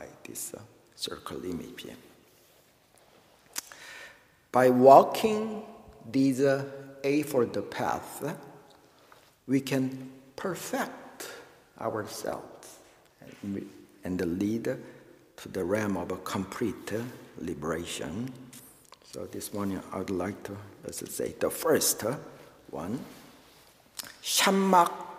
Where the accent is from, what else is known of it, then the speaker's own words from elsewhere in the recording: Daegu, South Korea; moved away; I was born in Daegu, in Korea, and my parents went to Daegu One Buddhist Temple for their whole life